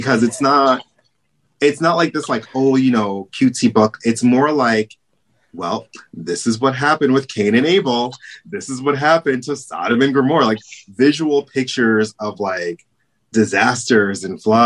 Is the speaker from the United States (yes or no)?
yes; New York City, New York, United States; I was born and raised in Brooklyn